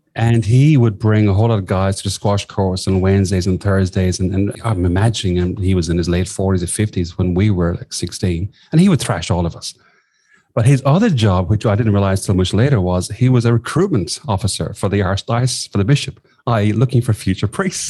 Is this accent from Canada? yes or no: no; southwest of Ireland, Ireland; moved away as an adult; also born or lived in Sligo, Ireland / London, United Kingdom; now in Australia; I, grew up in the southwest of Ireland